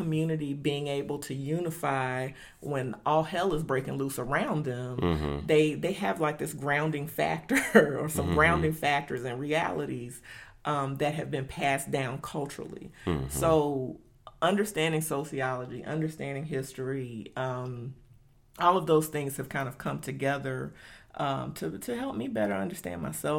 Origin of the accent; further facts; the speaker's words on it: Dallas-Fort Worth, Texas, United States; everyday reality for young black girls growing up in Dallas-Fort Worth, we might be in a different position as it relates to how we utilize philanthropy because we grew up.